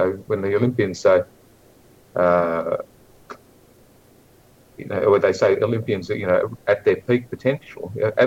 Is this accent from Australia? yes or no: yes; Australia; also born or lived in Tasmania; as an Australian